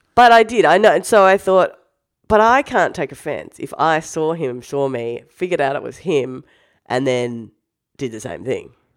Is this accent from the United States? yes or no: no; Australia